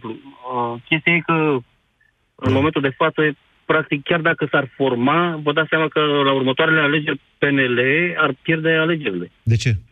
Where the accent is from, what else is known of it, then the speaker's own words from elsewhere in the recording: Romania; Bine, am fost la referendum, am votat, că na, sunt român